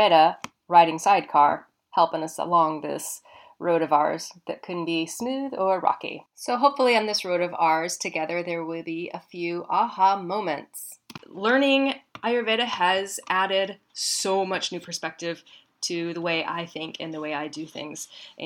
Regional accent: Midwest, United States; I grew up in the Midwest.

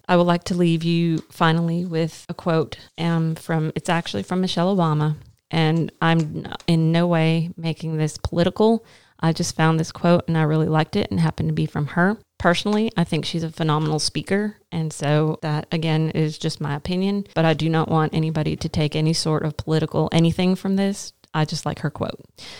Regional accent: Arkansas, United States; Again, I'm coming from Arkansas, so we call it the pollening.

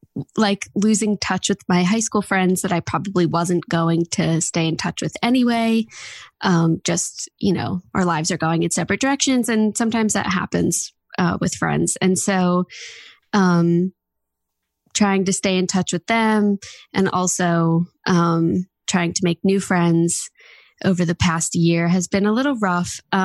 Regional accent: New Jersey, United States; I'm 19 years old. I'm from New Jersey, and I live with my parents and one of my older sisters.

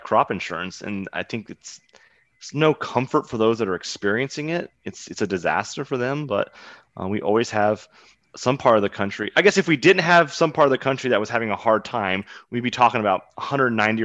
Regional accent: Southeast Kansas, United States; I grew up in Southeast Kansas

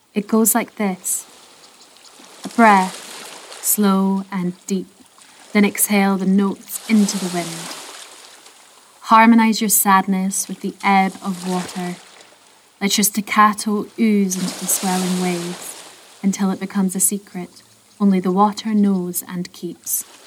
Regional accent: Scotland, United Kingdom; Growing up in Scotland, so many of our folk tales have elements of hauntings or dark histories

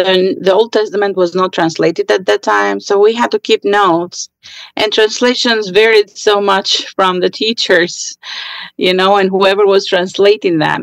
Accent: Albania; I grew up in Albania during the communist

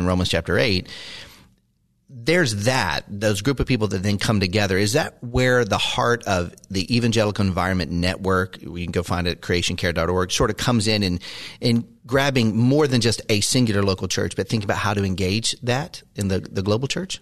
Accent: Maryville, Tennessee, United States; moved away; also born or lived in Chattanooga, Tennessee; I was born in Chattanooga, lived in Maryville

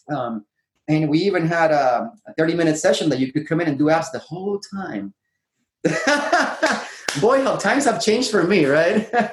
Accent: Puerto Rico; moved away as an adult; now in San Diego, United States; I grew up in Puerto Rico

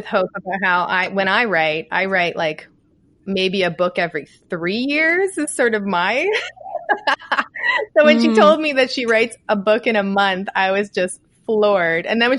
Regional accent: Canada; I'm Canadian

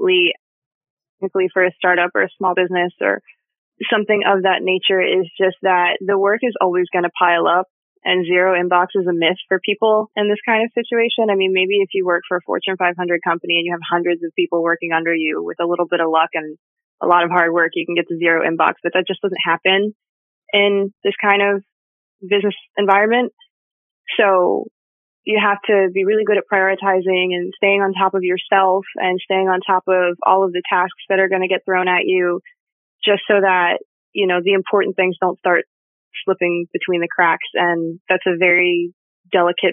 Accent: East Coast, United States; I'm from the East Coast. So I'm from a section of the country that until COVID was not particularly receptive to the idea of telecommuting at all

